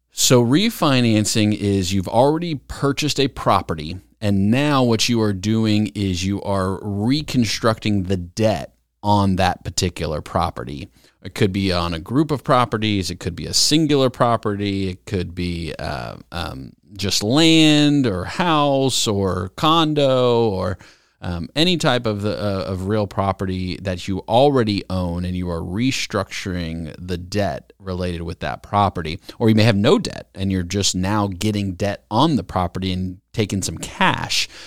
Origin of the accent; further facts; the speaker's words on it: North Carolina, United States; I grew up in North Carolina. It's all I remember. It's all I know.